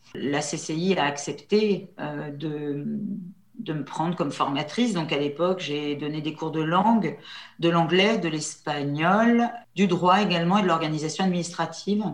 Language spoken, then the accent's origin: French; La Châtre, Centre-Val de Loire, France; Mon père était, euh, mon père était commerçant à la Châtre